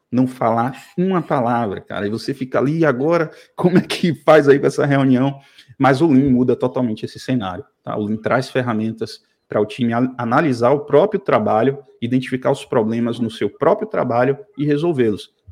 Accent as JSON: {"language": "Portuguese", "town": "Salvador", "region": "Bahia", "country": "Brazil", "said": "eu sou de Salvador, como você já falou, cara."}